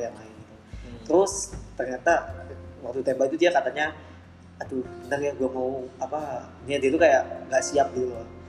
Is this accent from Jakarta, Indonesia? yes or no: yes; Jakarta, Indonesia; gue sih dari Jakarta